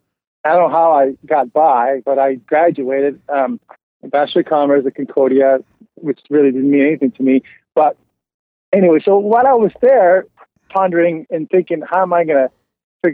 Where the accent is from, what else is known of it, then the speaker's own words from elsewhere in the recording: Montreal, Quebec, Canada; moved away as an adult; now in Kentucky, United States; kid growing up in Montreal, in the West Island